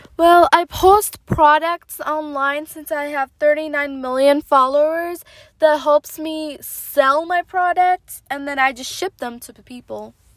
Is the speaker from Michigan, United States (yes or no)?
yes; Michigan, United States; moved away as an adult; now in Dubai, United Arab Emirates; I was born in Michigan and I lived in Michigan for about my teenage years, my college years